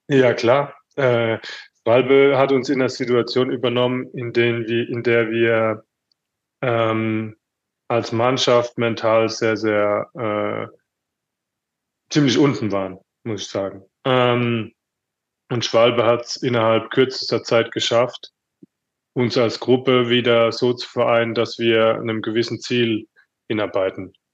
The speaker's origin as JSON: {"language": "German", "town": "Mannheim", "region": "Baden-Württemberg", "country": "Germany", "tie": "born or raised there", "also_born_or_lived": "Paris", "moved": "as an adult", "said": "Ich bin in Mannheim geboren, kannte alles, wusste alles, wie es hier vonstatten geht."}